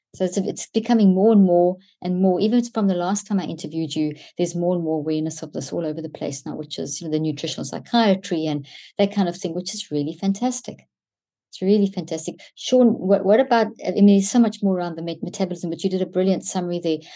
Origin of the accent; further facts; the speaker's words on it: South Africa; Growing up in South Africa